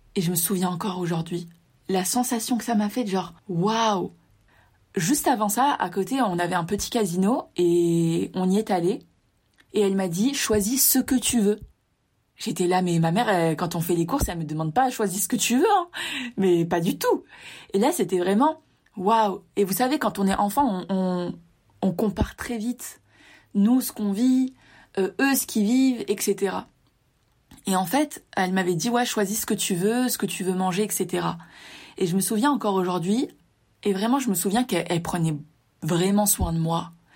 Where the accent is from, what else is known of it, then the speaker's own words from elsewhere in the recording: Var, Provence-Alpes-Côte d'Azur, France; also born or lived in Tunisia (parents' origin) / Mexico; je suis né en France donc comme tu le sais je suis né dans le Var dans le sud de la France et mes deux parents sont tunisiens